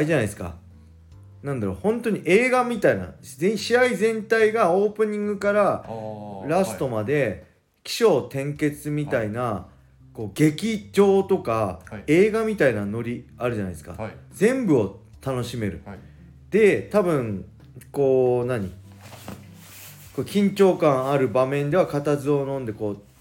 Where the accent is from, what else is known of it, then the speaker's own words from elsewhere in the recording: Japan; 僕はただ 日本人だって海外アメリカ行ったら、はい、僕は外国人なんで